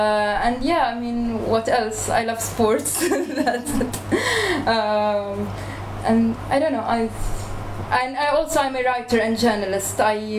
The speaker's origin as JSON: {"language": "English", "town": "Nazareth", "region": "Northern District", "country": "Israel", "tie": "born there", "said": "I was born in Nazareth, so I'm kind of from the other part of the Green Line"}